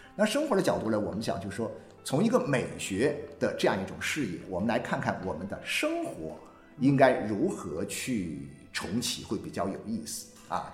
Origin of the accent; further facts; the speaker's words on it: China; 我们嗯。中国人其实跟全世界人民都一样